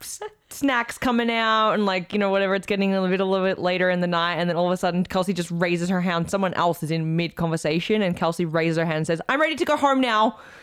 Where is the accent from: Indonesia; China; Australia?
Australia; as an Aussie